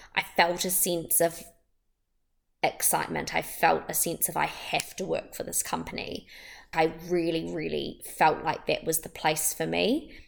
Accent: Wellington, New Zealand; I'm from Wellington in New Zealand

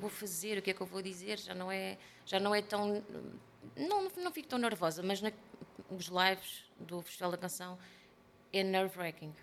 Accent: Portugal

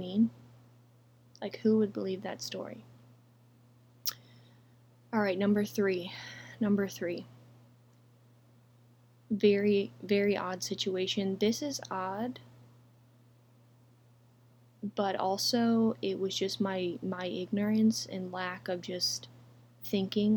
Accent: Texas, United States; We had just moved to Texas, and I was in fifth grade

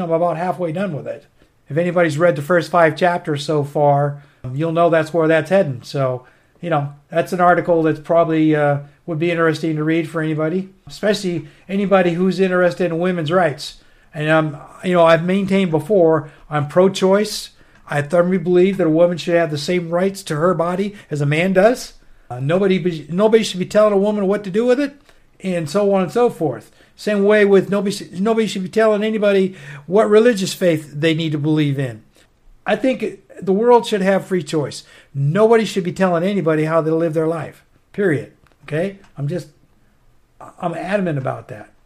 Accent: United States; also born or lived in northern Maine; I grew up on the Canadian border as a kid. I lived on the Canadian border up there in northern Maine 10 years after I got out of the Army.

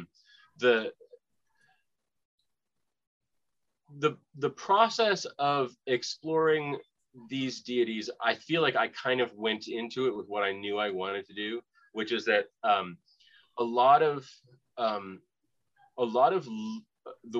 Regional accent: Boston, Massachusetts, United States; now in Florida, United States; I'm from Boston

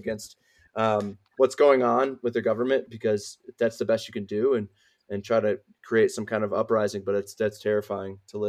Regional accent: United States; as an American, my government does a lot of shitty things. That's not my choice. I just happen to be born here

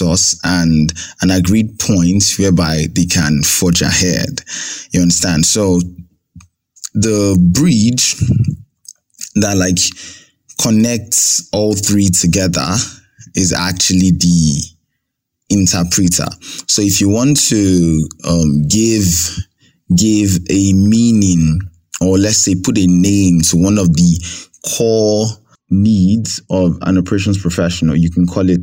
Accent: Nigeria; I'm Nigerian at heart

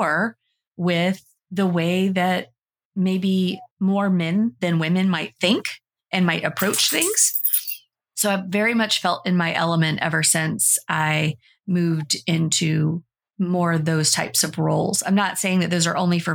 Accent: the South, United States; I was like a teenager and I was growing up in the South

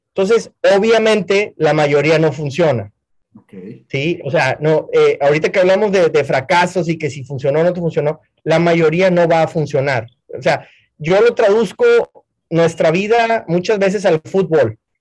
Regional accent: Monterrey, Nuevo León, Mexico; moved away as an adult; now in Houston, United States; mi historia viene de Monterrey, soy mexicano, emigré a Estados Unidos hace 20 años

